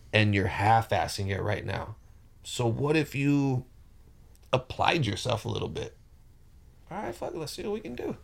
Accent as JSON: {"language": "English", "town": "Rialto", "region": "California", "country": "United States", "tie": "born or raised there", "also_born_or_lived": "Palm Springs, California", "moved": "as an adult", "said": "I was born and bred in Rialto, California, but moved to Palm Springs"}